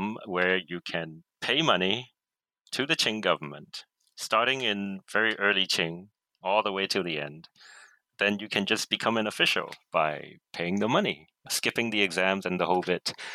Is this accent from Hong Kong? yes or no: yes; Hong Kong; I grew up here in Hong Kong